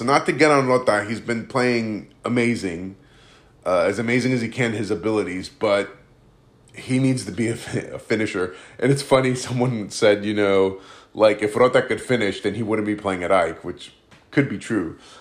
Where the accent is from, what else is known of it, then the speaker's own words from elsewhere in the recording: United States; I'm Greek American and I've, I've lived obviously my whole life in the States